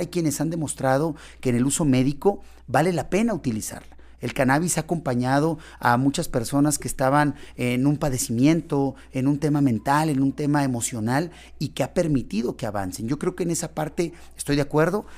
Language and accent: Spanish; Río Grande, Zacatecas, Mexico; Yo soy originario de Río Grande.